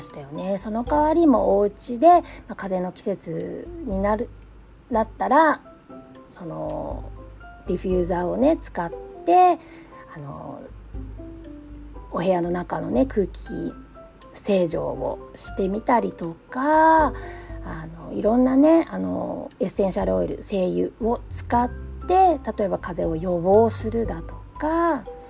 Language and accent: Japanese; Japan; moved away as an adult; also born or lived in Southern California; now in California, United States; 日本で教育を受けてきた